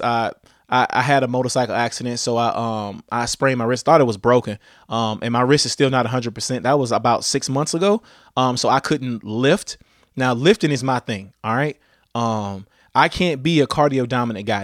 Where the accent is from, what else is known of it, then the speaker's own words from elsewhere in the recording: Louisiana, United States; I'm from Louisiana